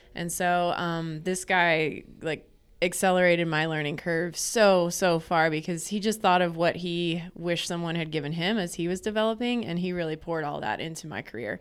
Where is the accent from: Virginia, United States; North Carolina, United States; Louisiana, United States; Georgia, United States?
North Carolina, United States; now in Arkansas, United States; I grew up on the East Coast in North Carolina.